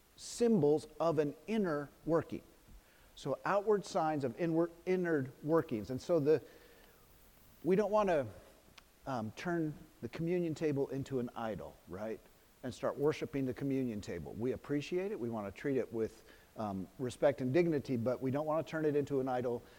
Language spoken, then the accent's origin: English; Los Gatos, California, United States; my hometown in Los Gatos